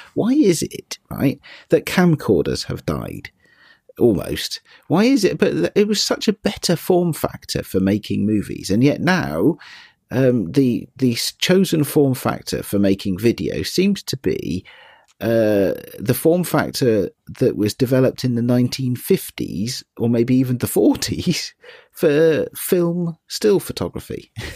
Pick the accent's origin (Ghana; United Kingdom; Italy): United Kingdom; being British as I am